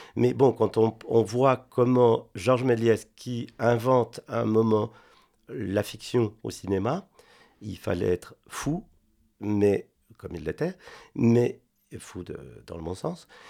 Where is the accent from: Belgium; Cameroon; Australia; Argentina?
Argentina; Buenos Aires; French is a second language; moved away as an adult; also born or lived in Spain; now in France; j'ai grandi en Argentine avec mon père